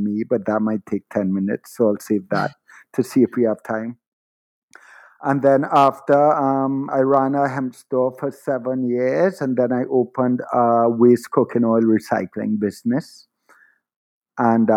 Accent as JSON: {"language": "English", "country": "Trinidad & Tobago", "tie": "born or raised there", "said": "I was born in Trinidad to a father of Syrian and Middle Eastern ancestry and a mother of Irish and European ancestry. And I lived my entire life in Trinidad"}